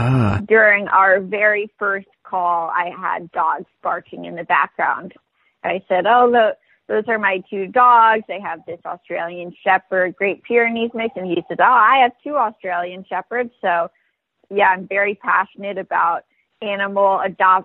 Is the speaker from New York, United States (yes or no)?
yes; an hour north of Manhattan, New York, United States; I am from New York. I actually grew up an hour north of Manhattan